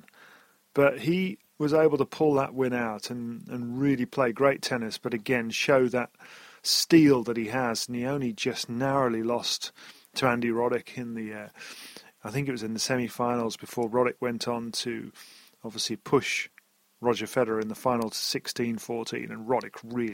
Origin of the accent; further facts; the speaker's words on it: United Kingdom; I'm a British bloke.